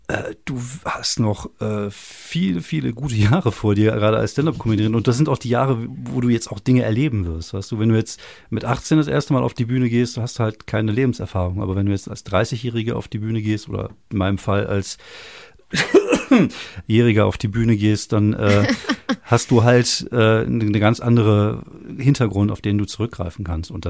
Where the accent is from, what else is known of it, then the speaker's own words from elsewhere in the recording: Wuppertal, North Rhine-Westphalia, Germany; Ich bin in, in, in Barmen geboren, tatsächlich. Im, ähm, komme jetzt gerade nicht auf den Namen. Aber ich bin ja jetzt Kronenberger. Also ich komme ja oben vom Berg weg.